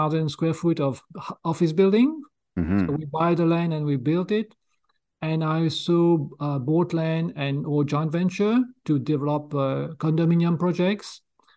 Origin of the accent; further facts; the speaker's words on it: Mauritius; moved away; also born or lived in France; I was born in Mauritius Island in East Coast of Africa. I'm a native there, so I speak fluent French